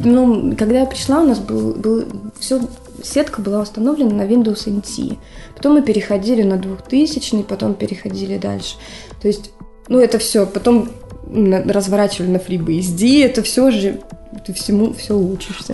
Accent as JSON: {"language": "Russian", "town": "Dnipro", "region": "Dnipropetrovsk Oblast", "country": "Ukraine", "also_born_or_lived": "Murmansk, Russia / Petrozavodsk, Russia", "moved": "yes", "lives_now": "Finland", "said": "я вообще сама с Украины, с Днепропетровска"}